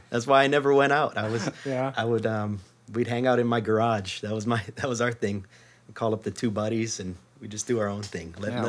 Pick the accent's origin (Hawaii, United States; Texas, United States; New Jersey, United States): Hawaii, United States; Maui; moved away as an adult; now in Seattle, United States; I'm from Maui.